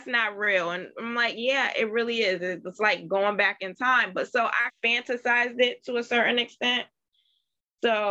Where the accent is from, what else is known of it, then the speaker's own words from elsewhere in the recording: Bridgeport, Connecticut, United States; moved away as an adult; also born or lived in Gee's Bend, Alabama; now in Mobile, United States; I was born and raised in Bridgeport, Connecticut